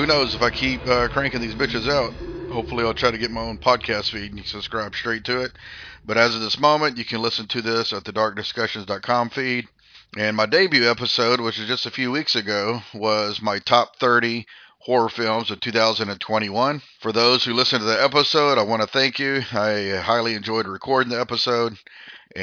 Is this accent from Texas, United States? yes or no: yes; Austin area, Texas, United States; I am from the Austin area. I grew up about 60 miles from Austin, but I've lived here pretty much my whole adult life.